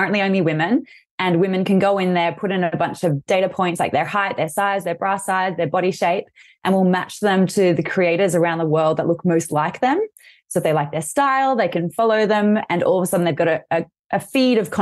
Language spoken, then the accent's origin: English; Australia; accent: Australian; I'm Australian, as you'll hear from my accent, and I'm based in Sydney right now